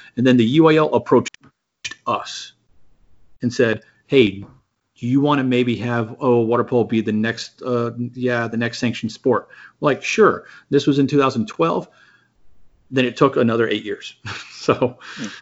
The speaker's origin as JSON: {"language": "English", "town": "San Antonio", "region": "Texas", "country": "United States", "tie": "born or raised there", "said": "I grew up in yeah in San Antonio."}